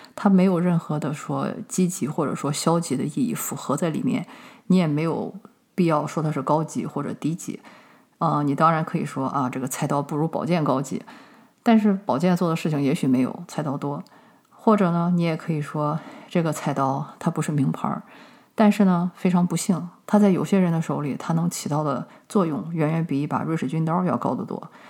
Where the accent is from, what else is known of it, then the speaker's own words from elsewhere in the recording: China; 我们中国人